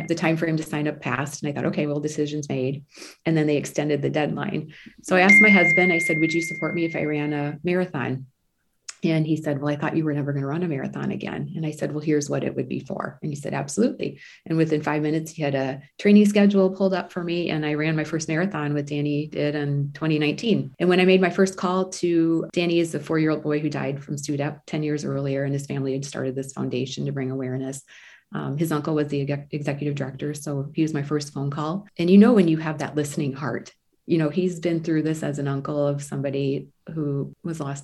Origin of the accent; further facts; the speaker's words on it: Midwest, United States; I'm from the Midwest.